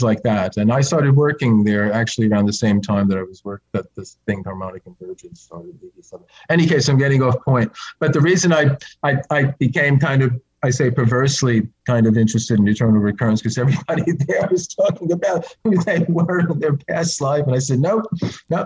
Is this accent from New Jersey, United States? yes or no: yes; New Jersey, United States; moved away; growing up in New Jersey